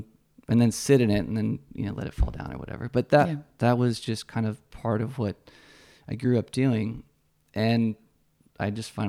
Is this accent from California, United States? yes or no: yes; San Francisco, California, United States; also born or lived in Menlo Park / Salinas / Paso Robles; Lots of places. We were Bay Area, San Francisco originally.